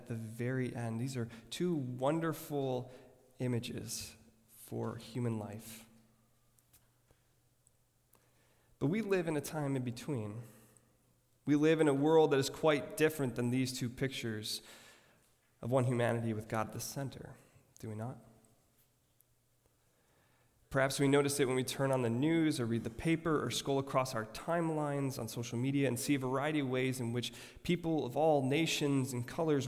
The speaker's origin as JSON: {"language": "English", "town": "Rochester Hills", "region": "Michigan", "country": "United States", "tie": "born or raised there", "said": "I grew up in Rochester Hills, Michigan, an upper-class suburb"}